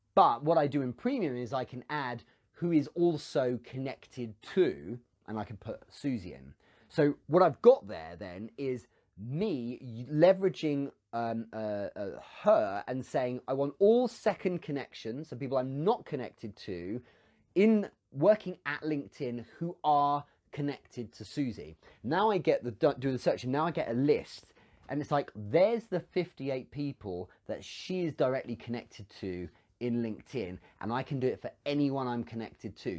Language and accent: English; England, United Kingdom; I'm English